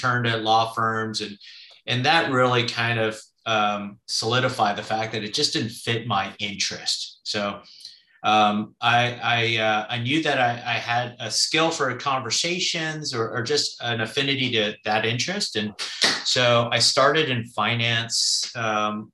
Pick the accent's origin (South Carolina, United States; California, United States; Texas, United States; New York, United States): California, United States; Southern; I grew up in Southern California when it was all just farmland.